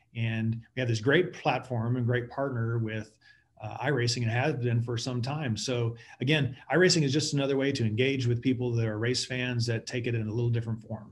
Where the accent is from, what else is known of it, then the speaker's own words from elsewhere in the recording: Texas, United States; growing up in Texas